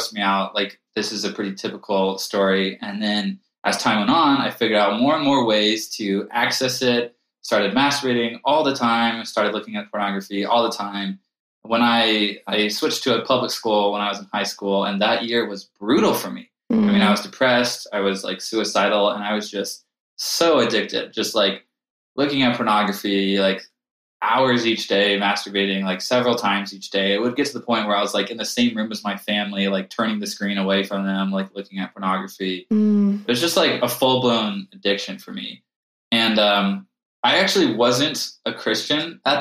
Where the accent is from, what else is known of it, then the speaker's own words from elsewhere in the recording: Charlotte, North Carolina, United States; moved away as an adult; also born or lived in Chicago; now in Colorado Springs, United States; I grew up in Charlotte, North Carolina.